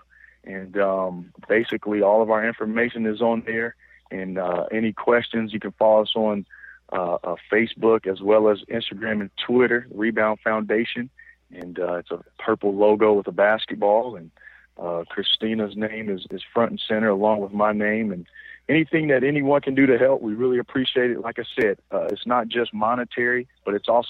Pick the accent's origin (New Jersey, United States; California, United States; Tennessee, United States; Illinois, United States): Illinois, United States; moved away; That's where my wife is from, and we're both from Illinois